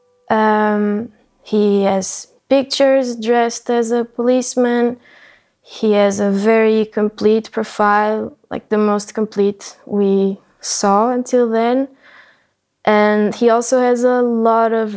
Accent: Portugal; I'm Portuguese, I live in Portugal

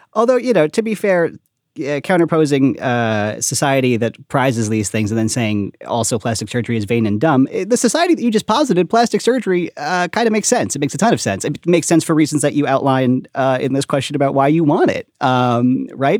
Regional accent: Long Island, New York, United States; also born or lived in Brooklyn; I was, I was born on Long Island

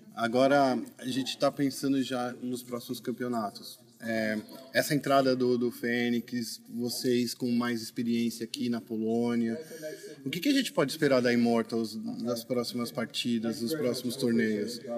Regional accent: Brazil; a gente é brasileiro

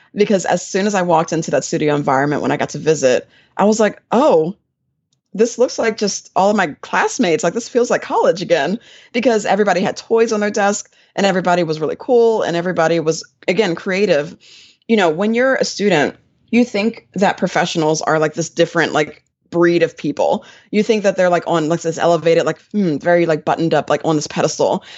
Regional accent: Willingboro, New Jersey, United States; now in Atlanta, United States; I actually grew up in New Jersey. I was from a little town in South Jersey called Willingboro, New Jersey

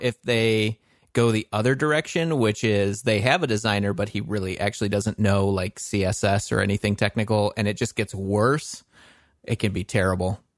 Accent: Western Michigan, United States; we are both from, uh, Michigan, Western Michigan area

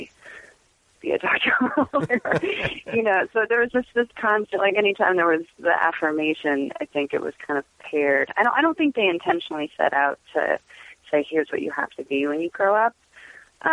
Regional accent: Los Angeles, California, United States; I'm from L.A. originally.

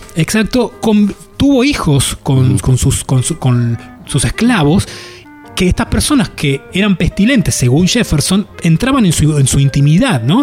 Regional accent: Buenos Aires, Argentina; yo crecí en Boedo en un tercer piso

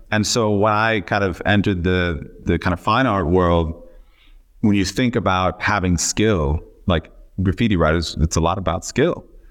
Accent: Miami, Florida, United States; moved away; also born or lived in Memphis, Tennessee; I was born in Memphis, Tennessee, but, uh, when I was about five months old, my family moved to Miami.

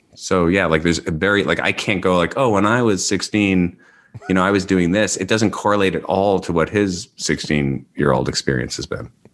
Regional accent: New York, United States; moved away as an adult; also born or lived in Los Angeles; I grew up in New York and I lived in L A for twenty years

